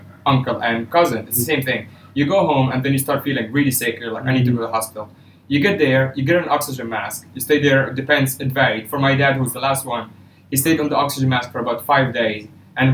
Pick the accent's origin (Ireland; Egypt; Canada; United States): Egypt; I'm from Egypt